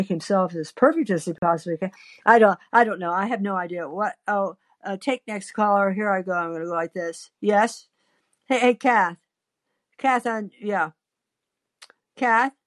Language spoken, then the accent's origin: English; Midwest, United States; I was born in the Midwest, the heart of the country in the sticks in a schoolhouse.